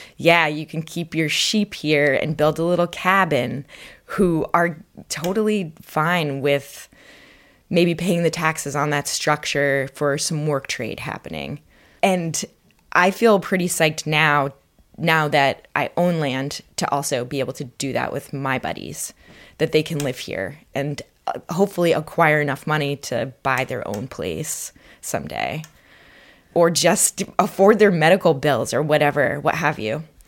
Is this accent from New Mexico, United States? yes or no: no; Vermont, United States; I grew up in Vermont